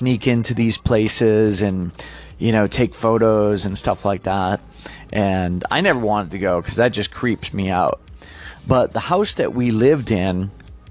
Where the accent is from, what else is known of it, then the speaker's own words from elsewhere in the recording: Massachusetts, United States; moved away; originally, I'm from Massachusetts